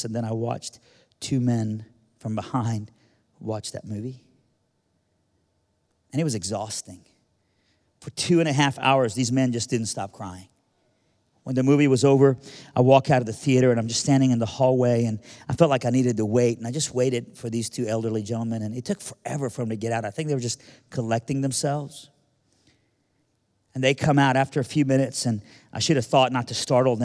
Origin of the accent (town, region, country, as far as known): Birmingham, Alabama, United States; born or raised there; also born or lived in Iran